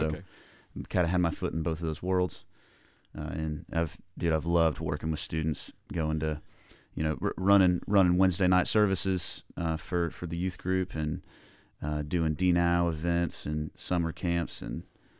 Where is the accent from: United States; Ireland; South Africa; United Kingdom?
United States; Gainesville, Florida; Yeah, I grew up in the Gainesville area. High Springs and Newberry is where I, you know, currently lived up until now